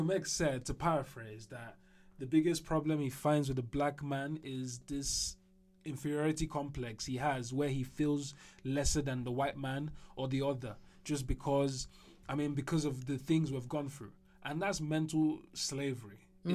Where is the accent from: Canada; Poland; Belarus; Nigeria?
Nigeria; As a Nigerian